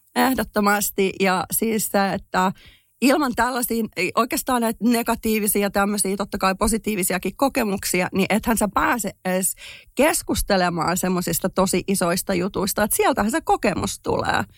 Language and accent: Finnish; Finland; moved away as an adult; also born or lived in United States; mähän olen muuttanut Suomesta pois, kun mä olen ollut 22-vuotias ja siis olin Suomesta pois 20 vuotta